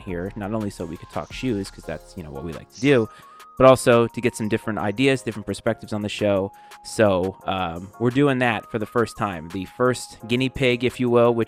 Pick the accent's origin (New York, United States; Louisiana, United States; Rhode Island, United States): Rhode Island, United States; New England; now in Virginia, United States; I'm born and raised in New England and I live in Virginia now.